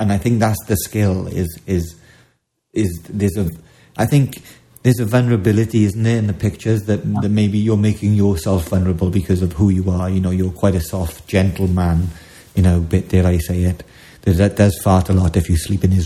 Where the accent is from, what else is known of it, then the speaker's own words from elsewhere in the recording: Wales, United Kingdom; as a Welshman